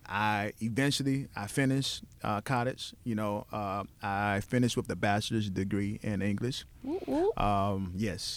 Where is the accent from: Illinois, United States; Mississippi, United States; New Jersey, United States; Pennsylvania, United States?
Mississippi, United States; Coldwater; moved away as an adult; also born or lived in Jackson, Mississippi; now in Memphis, United States; my hometown, Coldwater, Mississippi